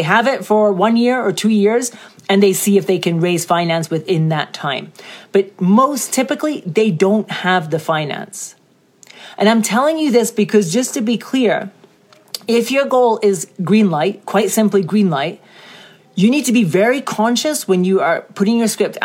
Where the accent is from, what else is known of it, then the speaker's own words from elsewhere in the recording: Scotland, United Kingdom; I'm from Scotland.